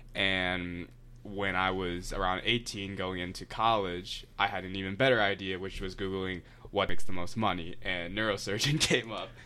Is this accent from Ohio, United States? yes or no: yes; Akron, Ohio, United States; I'm from Akron